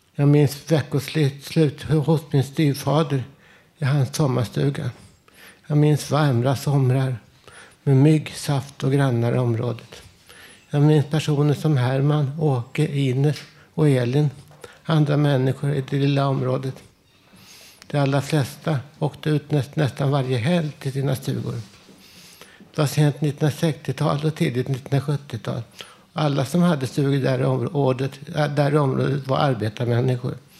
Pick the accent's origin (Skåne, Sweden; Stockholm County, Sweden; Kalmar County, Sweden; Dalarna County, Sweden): Stockholm County, Sweden; Stockholm; Umgänget med andra barn hemma i Vällingby